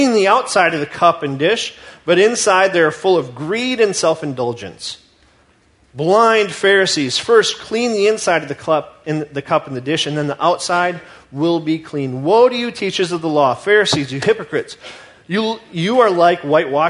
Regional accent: United States; as American Christians

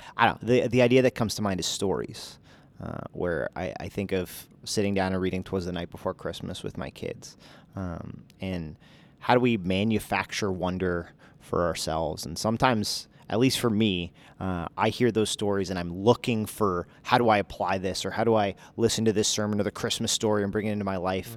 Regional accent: New Jersey, United States; moved away; I'm from Jersey

